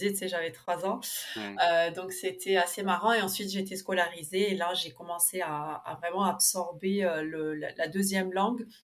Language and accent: French; Buenos Aires, Argentina; j'ai 35 ans, donc je suis née en Argentine à Buenos Aires, d'un papa argentin et d'une maman allemande prof d'allemand. Donc en fait, je me suis, j'ai toujours été scolarisée dans une école germano-argentine, puis ensuite franco-allemande.